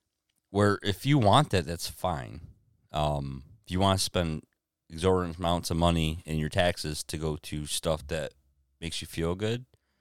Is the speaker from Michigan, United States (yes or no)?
yes; Deerfield, Michigan, United States; moved away as an adult; now in Blissfield, United States; we come from poorer areas. I come from Deerfield.